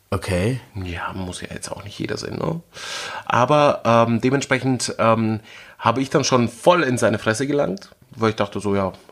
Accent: Berlin, Germany; ähm, ich komme aus Berlin, also es gibt hier nichts, was ich nicht wirklich gesehen habe irgendwie.

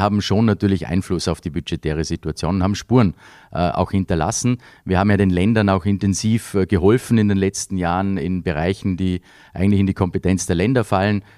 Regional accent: Vorarlberg, Austria; moved away as an adult; also born or lived in Vienna; Ich bin mit den Festspielen aufgewachsen, natürlich hier in Vorarlberg

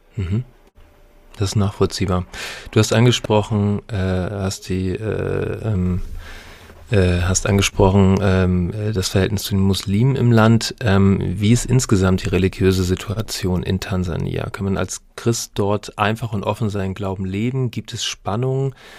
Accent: Northern Germany, Germany; als Norddeutscher

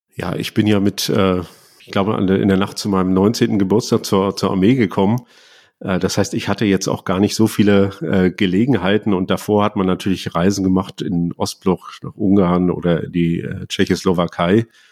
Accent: Rostock, Mecklenburg-Vorpommern, Germany; now in Berlin, Germany; dass ich mich auch als Lüttenkleiner geoutet habe

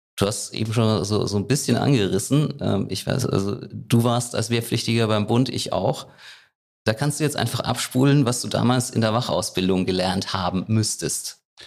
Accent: Rhineland-Palatinate, Germany; bei uns in der Pfalz, in Frankenthal

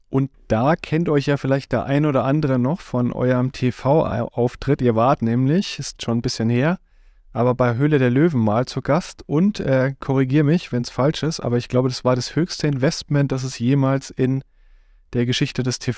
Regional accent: Düsseldorf, North Rhine-Westphalia, Germany; born or raised there; moved away; also born or lived in United States

